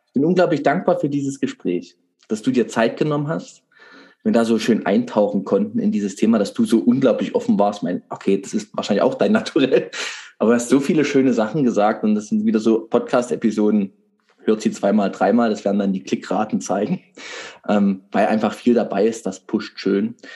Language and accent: German; Saxony, Germany; bei uns in Sachsen